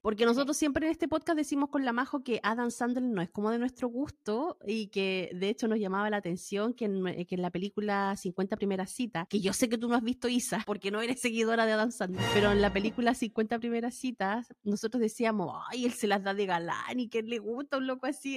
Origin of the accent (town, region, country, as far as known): Chile; now in United States